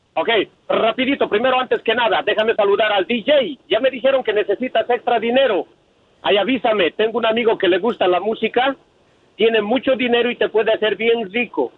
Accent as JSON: {"language": "Spanish", "country": "Bolivia", "said": "soy el único boliviano que tuvo que aprender a hablar mexicano"}